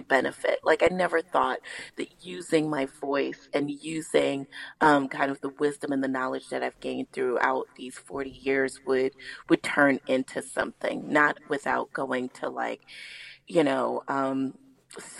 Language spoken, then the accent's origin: English; New York City, New York, United States; I am from the Northeast Bronx